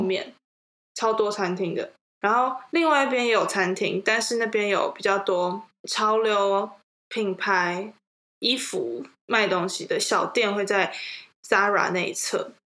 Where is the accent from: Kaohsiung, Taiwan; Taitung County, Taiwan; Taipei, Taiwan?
Taipei, Taiwan; 我们都是土生土长的台北人